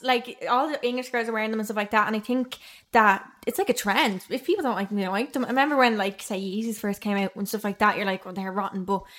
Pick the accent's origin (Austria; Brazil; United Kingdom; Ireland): Ireland; Dublin, Leinster; But basically … I'm 22. I'm from Temple Oak in Dublin.